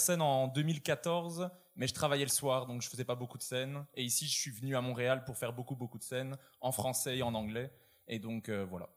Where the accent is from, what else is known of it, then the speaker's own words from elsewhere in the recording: Borinage, Wallonia, Belgium; je viens du sud-ouest de la Belgique, d'une région qui s'appelle le Borinage